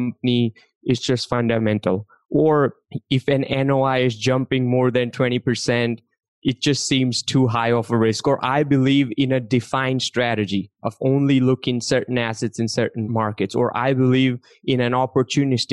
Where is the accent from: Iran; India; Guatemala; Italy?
India; English is a second language; now in United States; I grew up in India. I came to this country not speaking English